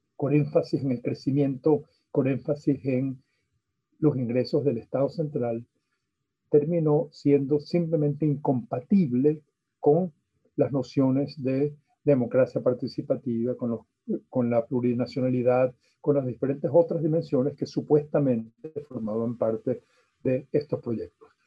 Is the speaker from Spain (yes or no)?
no; Venezuela; soy sociólogo venezolano